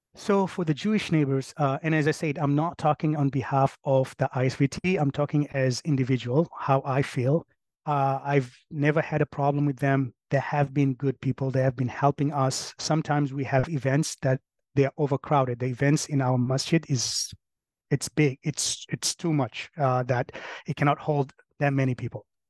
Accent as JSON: {"language": "English", "country": "Kenya", "moved": "yes", "lives_now": "Colchester, United States", "said": "I'm from Kenya."}